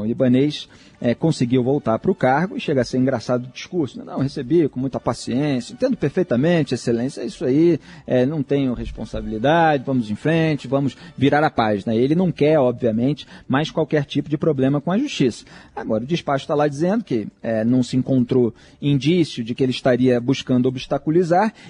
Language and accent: Portuguese; Brazil; Eu, como brasileiro que acompanha as autoridades públicas